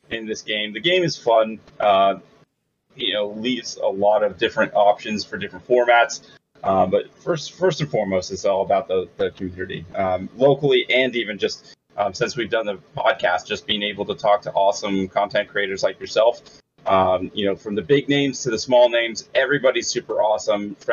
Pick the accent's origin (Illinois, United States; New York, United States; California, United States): California, United States; now in Pittsburgh, United States; because I'm originally from California, Southern California. I moved out to Pittsburgh